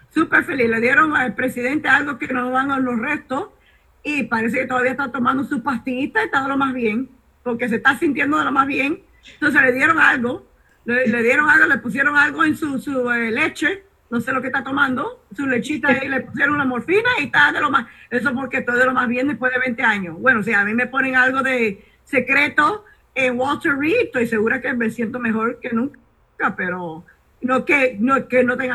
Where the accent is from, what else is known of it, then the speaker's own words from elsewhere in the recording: Cuba; decir aquí tenemos republicanos y somos cubanos y somos eh, para los republicanos.